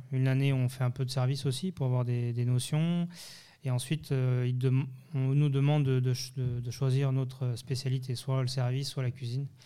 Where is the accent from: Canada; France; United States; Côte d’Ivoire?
France; born there; also born or lived in Geneva / Thonon; mes parents sont d'origine portugaise. je suis de parents immigrés. Je suis né en France, mais après j'ai vécu entre Genève et Tonon.